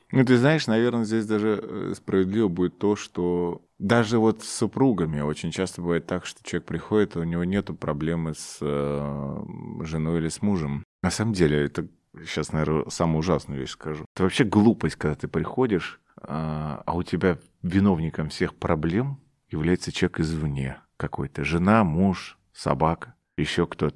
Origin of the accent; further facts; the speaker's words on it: Omsk, Omsk Oblast, Russia; moved away; в мой родной город, в Омск